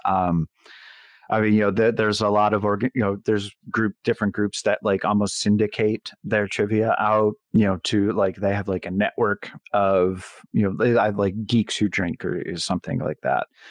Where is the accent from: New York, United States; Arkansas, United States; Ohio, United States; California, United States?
New York, United States; Buffalo; I'm from Buffalo, New York